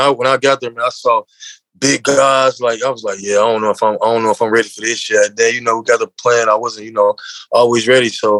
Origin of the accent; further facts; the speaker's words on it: Mississippi, United States; also born or lived in Memphis, Tennessee; mostly I was raised in Mississippi